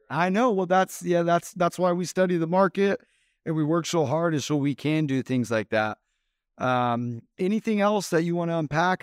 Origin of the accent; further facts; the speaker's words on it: Phoenix, Arizona, United States; Phoenix is my hometown, I was born and raised out here